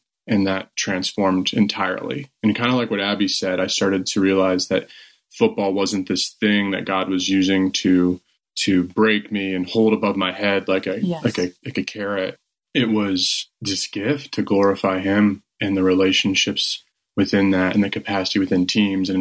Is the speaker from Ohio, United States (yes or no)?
yes; Northwest Ohio, United States; I grew up in Northwest Ohio